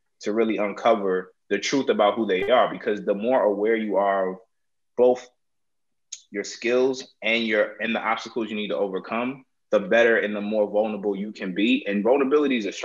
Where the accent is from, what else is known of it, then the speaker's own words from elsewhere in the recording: New Jersey, United States; also born or lived in New York; I'm New Jersey raised, but I'm New York made.